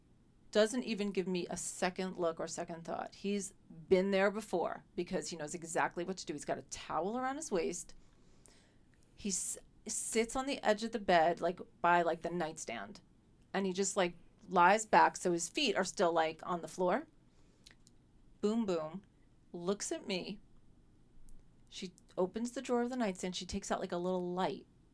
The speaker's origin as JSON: {"language": "English", "town": "New York City", "region": "New York", "country": "United States", "tie": "born or raised there", "said": "I grew up in New York City"}